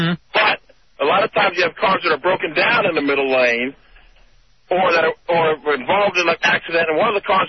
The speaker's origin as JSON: {"language": "English", "town": "San Antonio", "region": "Texas", "country": "United States", "moved": "yes", "said": "I'm also from Texas, too. Oh, yeah? What part? San Antonio. I went to UT in Austin."}